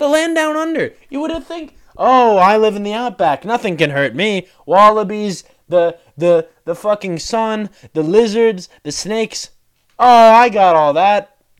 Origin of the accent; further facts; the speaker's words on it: Ohio, United States; I'm from Ohio. I fucking hate strawberries. You think because I'm from Ohio I like strawberries?